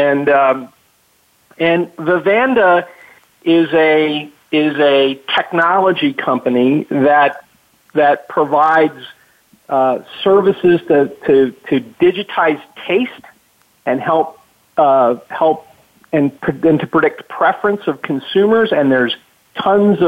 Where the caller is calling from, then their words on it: Baltimore, Maryland, United States; I'm calling from lovely Baltimore, Maryland, Charm City